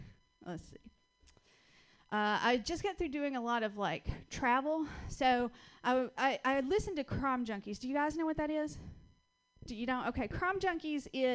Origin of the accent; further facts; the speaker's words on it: Georgia, United States; accent: Southern (Georgia); moved away as an adult; also born or lived in West Coast; I'm originally from Georgia. That's where I get this wonderful little accent from.